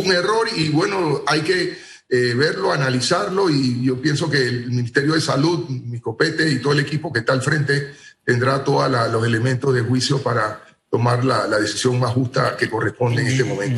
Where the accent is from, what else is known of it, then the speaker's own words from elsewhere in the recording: Panama; nosotros como panameños